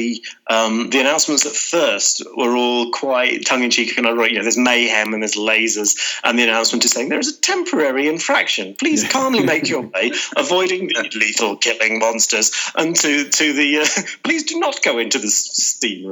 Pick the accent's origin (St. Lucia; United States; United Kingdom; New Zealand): United Kingdom; the Midlands, England; as a Midlander